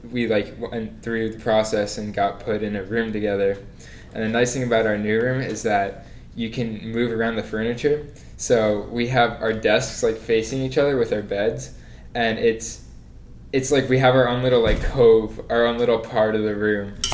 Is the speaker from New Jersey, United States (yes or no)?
yes; New Jersey, United States; moved away as an adult; now in Miami, United States; originally from New Jersey. Um, 45 minutes from New York.